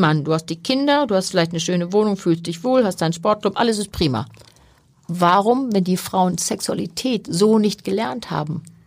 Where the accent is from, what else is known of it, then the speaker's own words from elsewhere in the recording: Hamburg, Germany; Ich bin Hanseatin durch und durch, bin hier geboren und äh, bin hier gerne. Ich war zwischendurch natürlich mal woanders, aber ich bin schon sehr gerne auch in Hamburg und als Hamburgerin unterwegs.